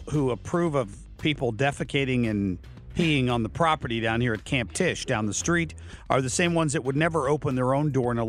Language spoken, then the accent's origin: English; Ohio, United States; moved away; This is back in my home state of Ohio.